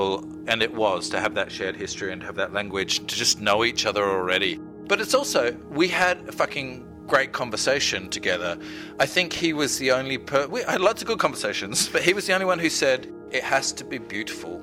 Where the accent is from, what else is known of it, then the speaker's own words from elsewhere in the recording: Adelaide, South Australia, Australia; We're both from Adelaide